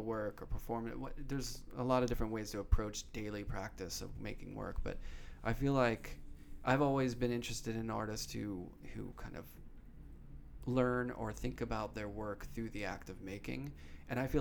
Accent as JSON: {"language": "English", "town": "Pittsburgh", "region": "Pennsylvania", "country": "United States", "tie": "born or raised there", "moved": "yes", "said": "I grew up in Pittsburgh"}